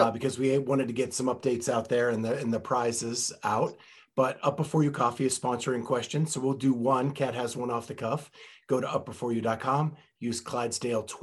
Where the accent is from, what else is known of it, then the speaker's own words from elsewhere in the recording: Western Pennsylvania, United States; moved away; I grew up in Western Pennsylvania, home of the Yinzers